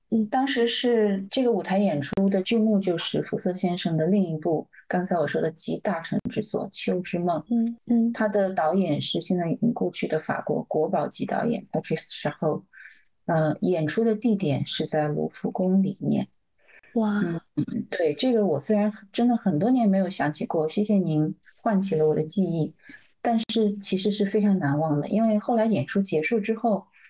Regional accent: China; 我们中国人说的大象无形

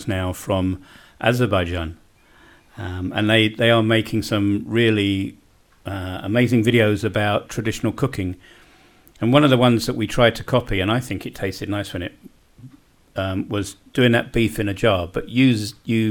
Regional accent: London, United Kingdom; now in Bosnia and Herzegovina; I was a city boy. I grew up in West Kensington in London.

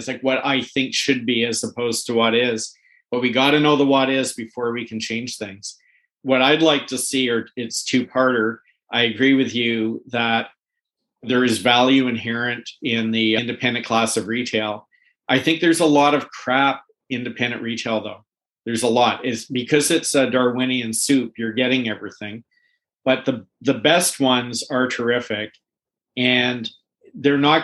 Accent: Canada; in Canada as a Canadian

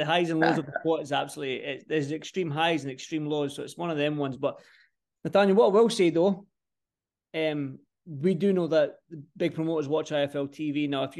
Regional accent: Scotland, United Kingdom; I'm a biased jock

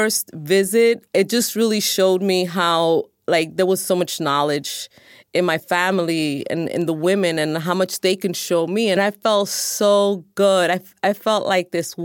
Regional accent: New York City, New York, United States; I am 53 years old, and I'm from New York City

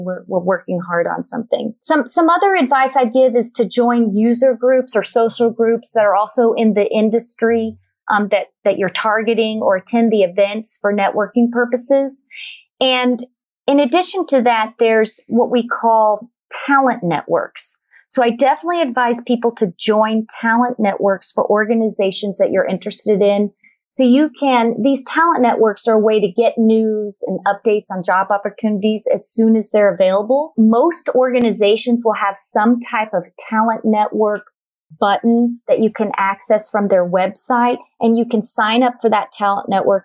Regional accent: Dallas, Texas, United States; I'm originally from Dallas, Texas.

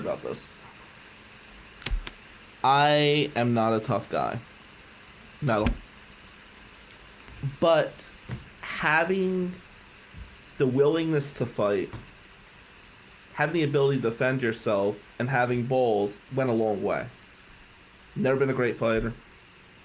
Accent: Atlantic City, New Jersey, United States; Growing up in Pitney Village was something to be scared

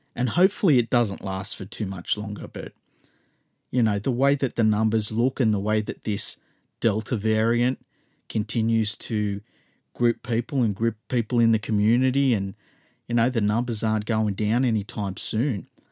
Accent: Australia; as an Australian

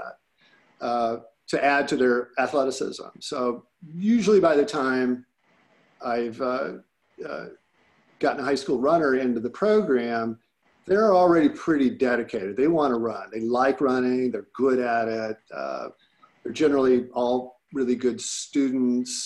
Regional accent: Illinois, United States; I grew up in Illinois.

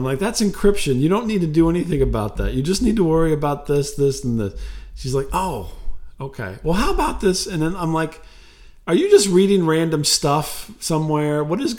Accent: Jamaica; That's right. I'm a Jamaican guy.

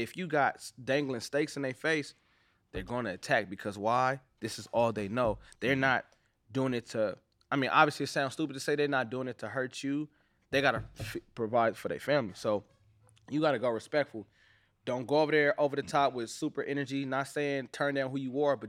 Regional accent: Los Angeles, California, United States; Like, I'm from Watts. Like, and so, like, I grew up on Century and Bandera. That right there, that's, and I say, like, Main and San Pedro, like going, you know, even going down Manchester.

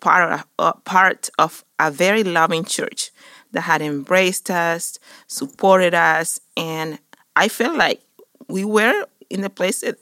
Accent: Juan Tomás, Dominican Republic; English is a second language; moved away as an adult; now in Mansfield, United States; I am from Dominican Republic. I come from a small village in Santo Domingo, the capital of my country. And yes, so I grew up in Juan Tomas, in a small village

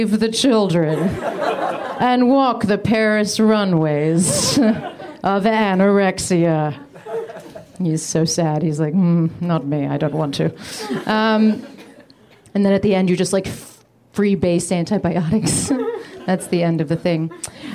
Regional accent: United Kingdom; moved away; When I was a kid, I grew up in the UK

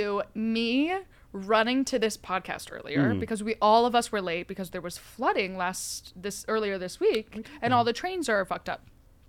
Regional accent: Jersey Shore, New Jersey, United States; now in New York City, United States; I'm from the Jersey Shore.

